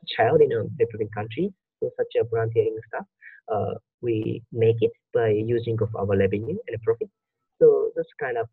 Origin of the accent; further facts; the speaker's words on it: Japan; I was born in Japan